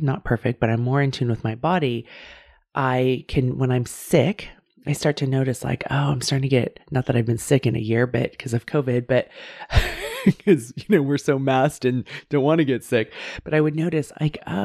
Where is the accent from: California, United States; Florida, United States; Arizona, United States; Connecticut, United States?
California, United States; I live in California and I grew up in California